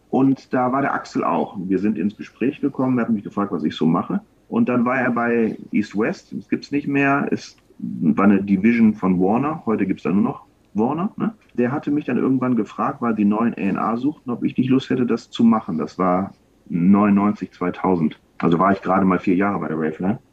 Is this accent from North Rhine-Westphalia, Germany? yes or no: yes; Wuppertal, North Rhine-Westphalia, Germany; ich komme ja aus Wuppertal